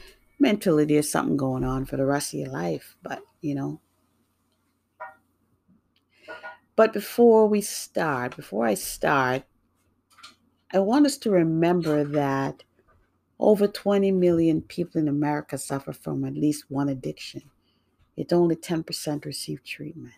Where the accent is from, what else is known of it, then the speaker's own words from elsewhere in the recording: New York, United States; also born or lived in Jamaica; now in Massachusetts, United States; I grew up in New York, and I now live in Massachusetts